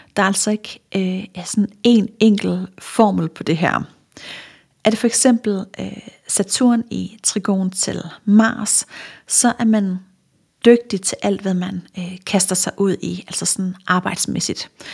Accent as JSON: {"language": "Danish", "area": "Funen", "region": "Southern Denmark", "country": "Denmark", "said": "nu er jeg fra Fyn"}